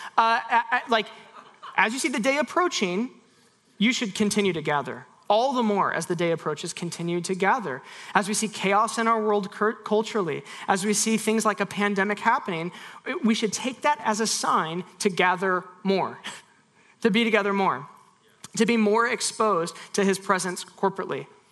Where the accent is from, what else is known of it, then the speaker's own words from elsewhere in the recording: United States; we have got many traditions as American evangelicals